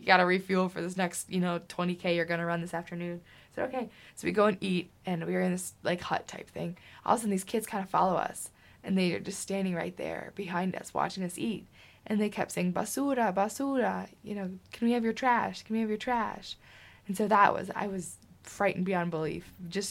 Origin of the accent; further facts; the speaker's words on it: Michigan, United States; I said, no, Michigan